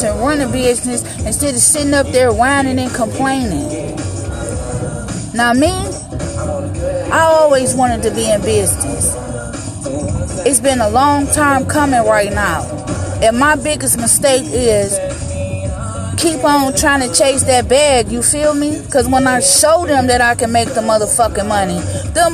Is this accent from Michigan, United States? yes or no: yes; Detroit, Michigan, United States; Back home in the D, in my hometown